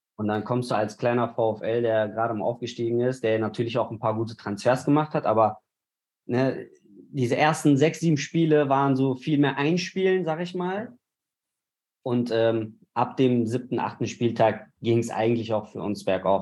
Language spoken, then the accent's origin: German; Bochum, North Rhine-Westphalia, Germany; moved away as an adult; now in Cologne, Germany; ich bin in Bochum aufgewachsen